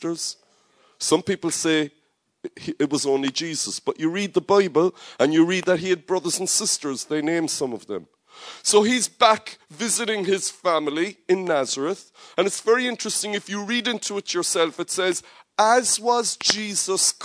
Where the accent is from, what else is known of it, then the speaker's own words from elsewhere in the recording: Cork, Munster, Ireland; Cork is my hometown